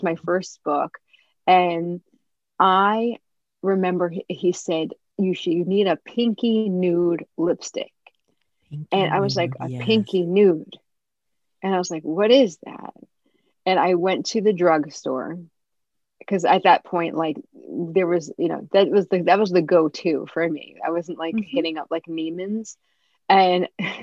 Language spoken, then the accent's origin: English; New Jersey, United States; I'm from New Jersey.